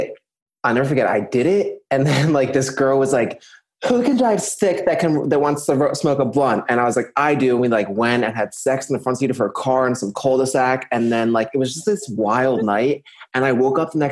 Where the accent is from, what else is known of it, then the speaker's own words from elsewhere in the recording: New Jersey, United States; I'm from New Jersey.